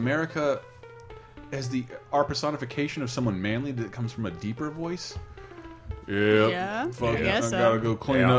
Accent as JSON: {"language": "English", "region": "Southern United States", "country": "United States", "said": "I'm from the South. We do things a little differently down here."}